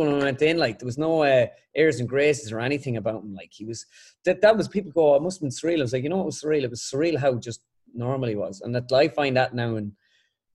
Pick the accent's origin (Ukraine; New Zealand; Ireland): Ireland; back home in Ireland